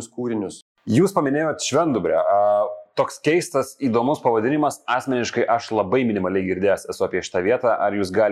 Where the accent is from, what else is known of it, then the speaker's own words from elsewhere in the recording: Marijampolė, Marijampolė County, Lithuania; aš kilęs iš Marijampolės